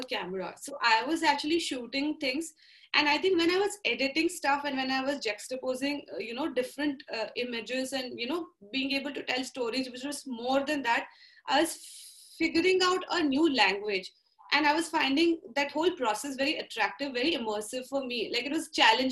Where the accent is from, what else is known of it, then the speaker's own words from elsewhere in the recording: Nagpur, Maharashtra, India; I grew up in Nagpur, which was a very middle-class setup of really focused on studies.